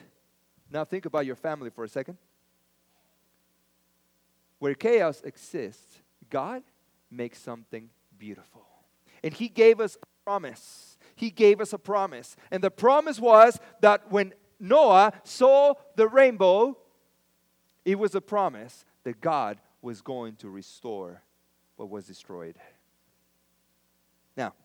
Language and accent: English; Mexico; now in United States; I was born in Mexico.